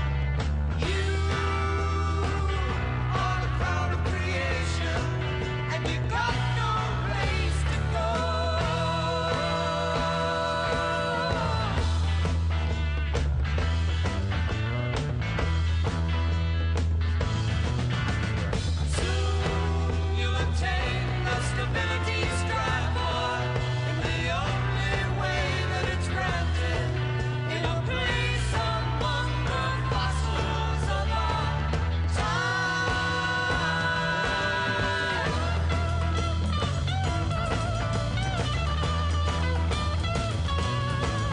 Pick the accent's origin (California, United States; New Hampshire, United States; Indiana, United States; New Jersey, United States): California, United States; San Francisco; It's my hometown